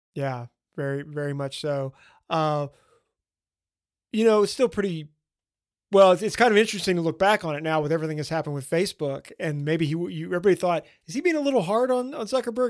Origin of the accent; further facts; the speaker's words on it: Bossier City, Louisiana, United States; my hometown